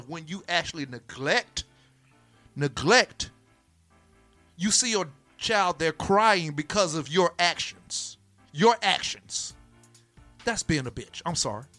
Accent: Florida, United States; I'm from Florida

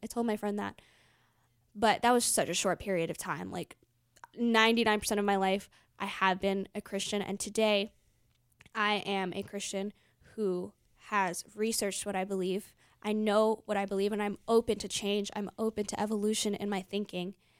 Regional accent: United States; growing up in America

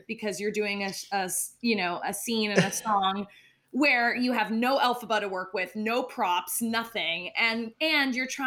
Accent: Palm Desert, California, United States; I'm from Palm Desert, California. So my parents used to drive me into Los Angeles to see the tours

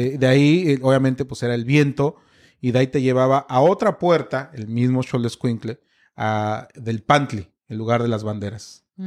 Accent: Mexico; soy mexicano

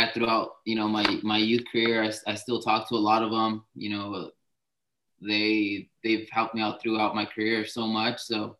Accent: Santa Barbara, California, United States; also born or lived in Guadalajara, Mexico / Oxnard, California; I was born in Mexico, Guadalajara. Okay. I was raised in Santa Barbara, California.

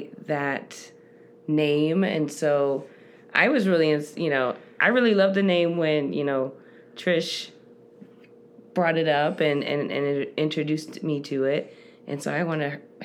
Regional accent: Cleveland, Ohio, United States; moved away as an adult; also born or lived in Queens, New York City; now in Arizona, United States; I am originally from New York. Cleveland is my home, sweet home, my childhood home

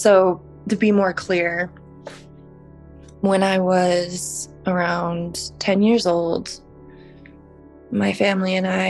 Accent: Salt Lake City, Utah, United States; I was born and raised in Salt Lake City, Utah

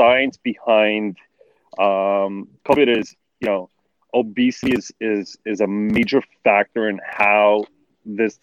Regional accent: New York City, New York, United States; now in New Jersey, United States; I'm from born and raised in Brooklyn, but live in New Jersey

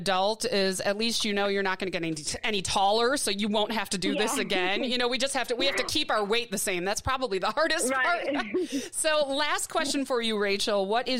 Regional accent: Midwest, United States; now in Tucson, United States; But I'm loving it here in Tucson, Arizona. It is sunny every day. It is warm. I'm from the Midwest, so I'm not used to the heat without humidity.

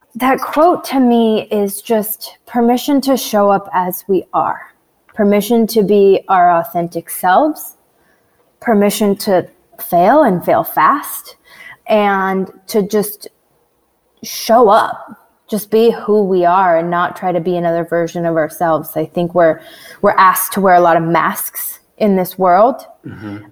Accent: Washington, United States; also born or lived in Canada; I was raised in Washington State

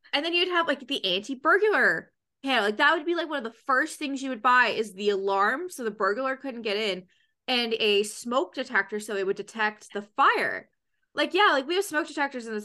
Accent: Canada; I'm from Canada

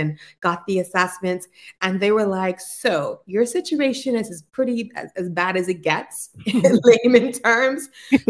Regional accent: Bermuda; also born or lived in United States; I'm born in the beautiful island of Bermuda. So I'm a Bermuda-based clinician that was trained in the U.S.

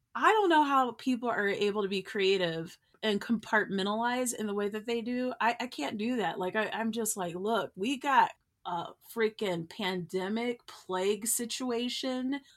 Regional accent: United States; I'm an American

